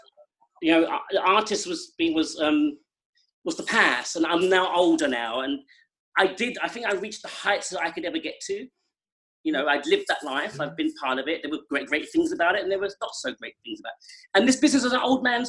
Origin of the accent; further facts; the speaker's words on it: England, United Kingdom; now in United States; I have lived more years of my life here than I did in England